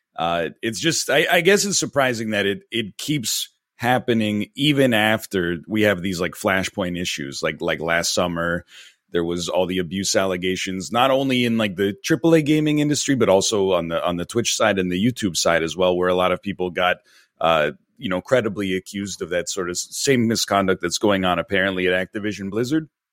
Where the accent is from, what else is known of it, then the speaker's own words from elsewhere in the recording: near Toronto, Ontario, Canada; moved away as an adult; now in Vancouver, Canada; I grew up in Ontario, in a, in a town just outside of Toronto, but, uh, I've been in Vancouver for, uh, about ten years now.